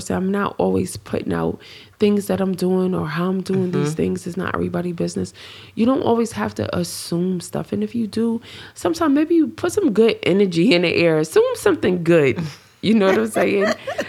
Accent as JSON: {"language": "English", "region": "New York", "country": "United States", "said": "And, I'm from New York."}